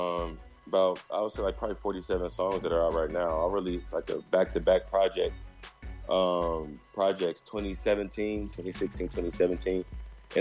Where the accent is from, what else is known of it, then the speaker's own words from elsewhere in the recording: Dayton, Ohio, United States; moved away as an adult; also born or lived in Northern Virginia; now in Atlanta, United States; I'm from Dayton, Ohio. I was born and raised there